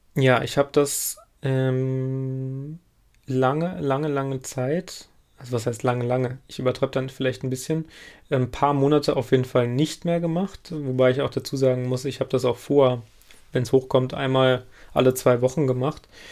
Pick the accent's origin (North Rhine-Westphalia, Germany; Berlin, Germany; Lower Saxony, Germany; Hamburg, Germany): North Rhine-Westphalia, Germany; Lüdenscheid; moved away; in meiner alten Heimatstadt, also in Lüdenscheid